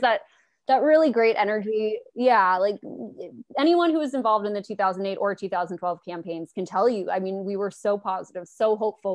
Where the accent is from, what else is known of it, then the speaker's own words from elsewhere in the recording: Los Angeles, California, United States; I'm in Los Angeles, I'm from Los Angeles